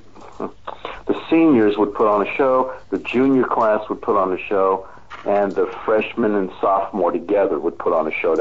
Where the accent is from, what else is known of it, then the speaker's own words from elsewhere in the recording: New York City, New York, United States; moved away as an adult; also born or lived in Los Angeles / San Francisco; now in Austria; I grew up in Queens, New York, part of the New York City education system